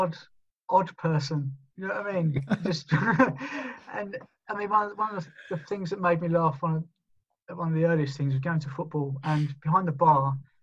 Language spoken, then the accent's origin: English; London, United Kingdom; I'm from Southeast London